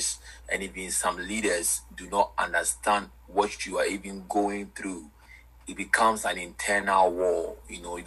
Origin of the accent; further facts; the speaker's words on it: Ghana; I'm from Ghana, West Africa. I'm a Ghanaian by birth